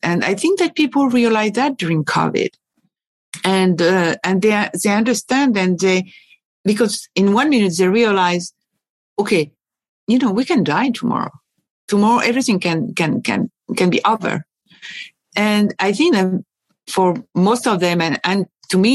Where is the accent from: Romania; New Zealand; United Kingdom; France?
France; also born or lived in Paris / Boston; I was born and raised in France, both in Paris and at the countryside